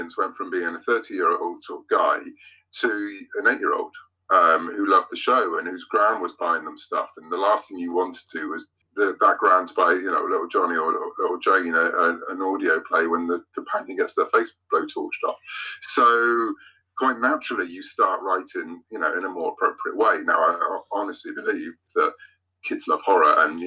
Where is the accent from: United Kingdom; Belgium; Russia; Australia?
United Kingdom; I'm British